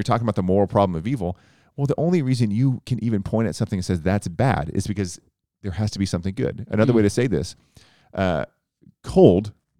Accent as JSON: {"language": "English", "region": "Tornado Alley", "country": "United States", "tie": "born or raised there", "said": "I grew up in Tornado Alley, you didn't."}